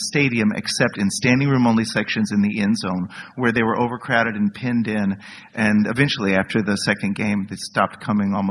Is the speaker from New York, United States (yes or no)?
no; Dallas, Texas, United States; I grew up in Dallas, Texas. I'm a seventh-generation Texan.